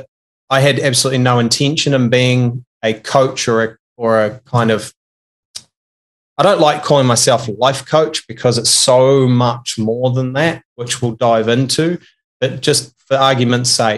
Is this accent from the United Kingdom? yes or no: no; New Zealand; I'm a Kiwi, and I was brought up in a small country town in New Zealand with 800 people